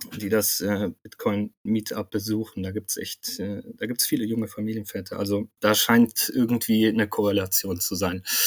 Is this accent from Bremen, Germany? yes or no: no; Bonn, North Rhine-Westphalia, Germany; moved away as an adult; also born or lived in Munich / Cologne; ich bin in Bonn auch aufgewachsen, bin dann äh, nach dem Abitur nach München gezogen